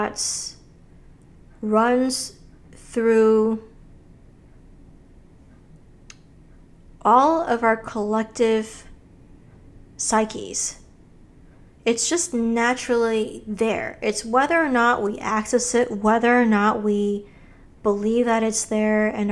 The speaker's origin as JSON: {"language": "English", "region": "Hawaii", "country": "United States", "tie": "born or raised there", "said": "I grew up in Hawaii in a very spiritual place"}